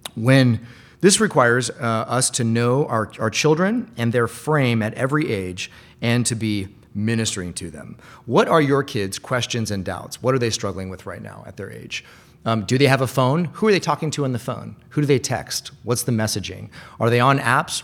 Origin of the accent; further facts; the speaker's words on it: Bellevue, Washington, United States; I used to go to a lot of these things growing up in Bellevue